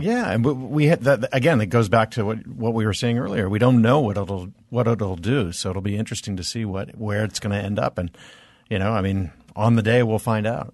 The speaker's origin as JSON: {"language": "English", "town": "Reno", "region": "Nevada", "country": "United States", "tie": "born or raised there", "said": "I was born in Reno."}